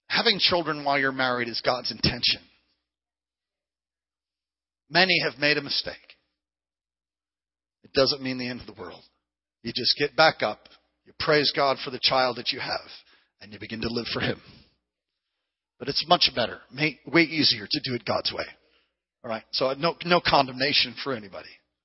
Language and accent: English; San Jose, California, United States; I'm from San Jose, and the last time I rode a bike, I was in Honolulu in Hawaii.